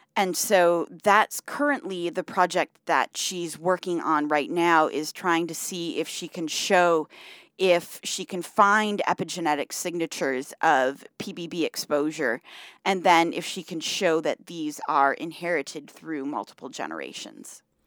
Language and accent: English; Michigan, United States; I grew up in Michigan